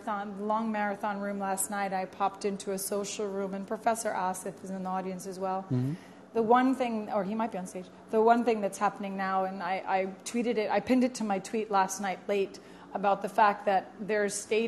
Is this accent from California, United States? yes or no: no; New York, United States; I know. I'm from New York.